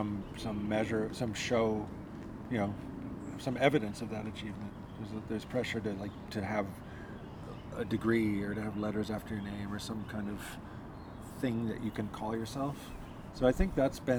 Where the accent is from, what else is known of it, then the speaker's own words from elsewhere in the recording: United States; being an American